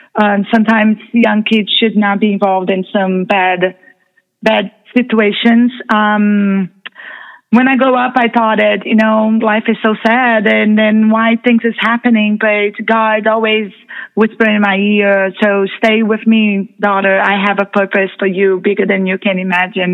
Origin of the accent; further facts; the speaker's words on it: Brazil; now in United States; I'm originally from Brazil